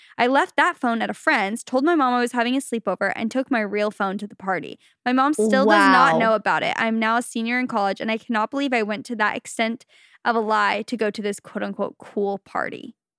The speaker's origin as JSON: {"language": "English", "region": "Utah", "country": "United States", "tie": "born or raised there", "said": "I grew up in Utah and assumed everyone knew how to ski and snowboard besides me."}